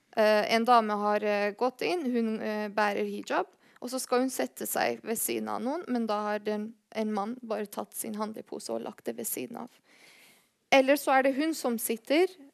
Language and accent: Norwegian; Bergen, Vestland, Norway; Hvis noen spør meg hvor kommer du fra, eh, så sier jeg Bergen